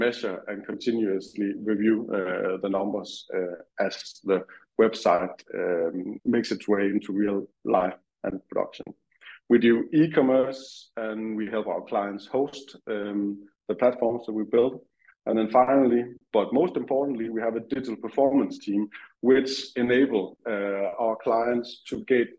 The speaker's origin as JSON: {"language": "English", "country": "Denmark", "moved": "as an adult", "lives_now": "United Kingdom", "said": "I'm from Denmark. I moved to UK some 3.5 years ago now with my family, just before COVID"}